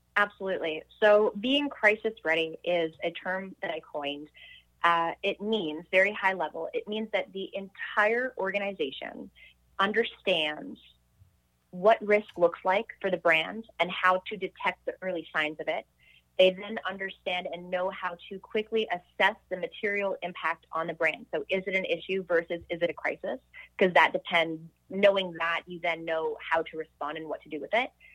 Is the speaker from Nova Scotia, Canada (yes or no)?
no; Montreal, Quebec, Canada; I grew up in Montreal